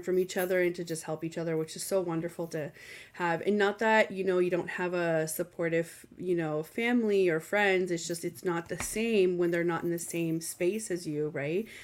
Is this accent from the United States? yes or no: no; Canada; I am Canadian